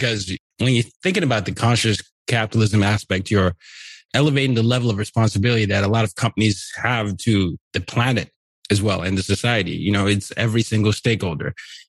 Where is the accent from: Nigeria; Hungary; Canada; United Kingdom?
Nigeria; I come from Nigeria and we grew up all over the world.